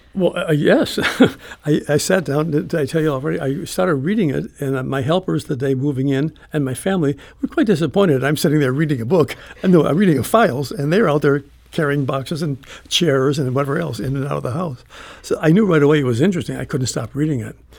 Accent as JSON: {"language": "English", "town": "Chicago", "region": "Illinois", "country": "United States", "tie": "born or raised there", "also_born_or_lived": "St. Louis", "moved": "yes", "said": "I grew up in Chicago"}